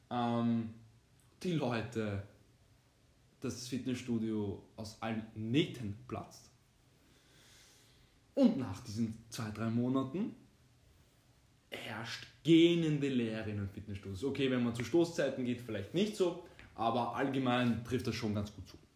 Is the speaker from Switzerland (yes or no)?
no; Austria; bin 20 Jahre jung, studiere zurzeit, habe meinen, äh, bei den Deutschen heißt das Abitur, bei uns in Österreich heißt das ähm, Matura abgeschlossen vor zwei Jahren